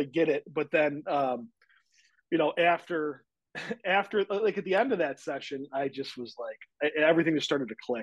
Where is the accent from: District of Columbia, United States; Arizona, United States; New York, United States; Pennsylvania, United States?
New York, United States; Williamson; also born or lived in Batavia, New York; I grew up in Williamson, which is like, you know, Apple Country, USA